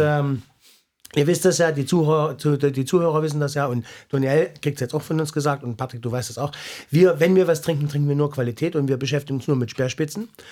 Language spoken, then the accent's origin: German; East Germany, Germany; ich komme aus dem Osten